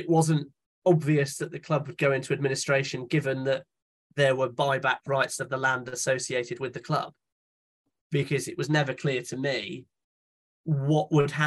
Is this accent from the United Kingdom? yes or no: yes; Charlton Mackrell, South West England, United Kingdom; moved away; I grew up in Charlton Mackerel and used to go to Yeovil every weekend, and then moved away because my parents moved away